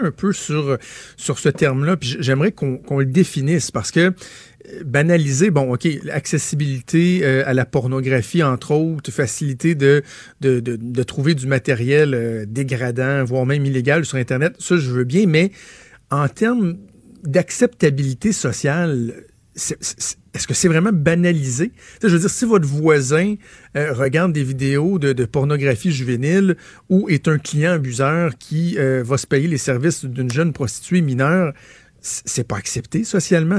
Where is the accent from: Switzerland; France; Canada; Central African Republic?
Canada; Laval, Quebec; je, suis suis natif de Laval, j'ai grandi à Laval